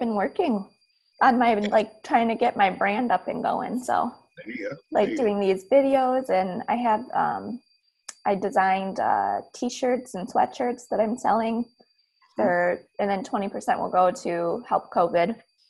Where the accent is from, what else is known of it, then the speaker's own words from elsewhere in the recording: Detroit, Michigan, United States; Detroit, yeah. Michigan.